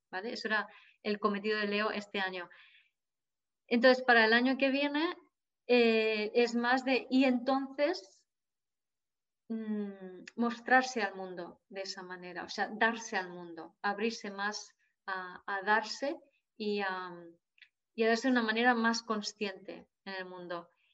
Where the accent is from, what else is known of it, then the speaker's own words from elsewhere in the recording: Jávea, Valencian Community, Spain; aquí en Javia, mi pueblo